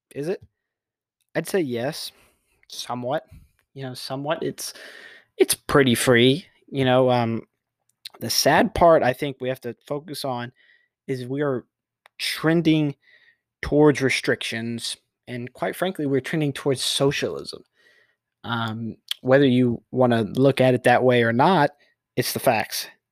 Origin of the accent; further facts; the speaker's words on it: Texas, United States; I'm a Texan native